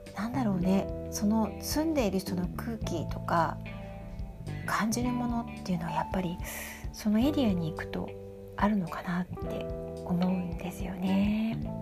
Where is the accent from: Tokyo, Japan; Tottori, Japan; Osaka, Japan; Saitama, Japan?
Tokyo, Japan; Shinjuku; moved away; 新宿出身